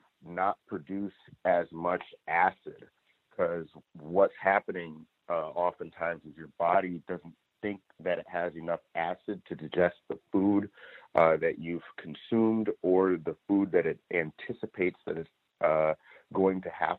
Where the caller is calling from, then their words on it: Los Angeles, California, United States; I'm calling in from Los Angeles.